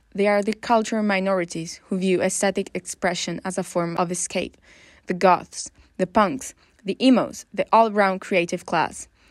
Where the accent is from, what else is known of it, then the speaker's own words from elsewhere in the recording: northern Italy, Italy; I come from Northern Italy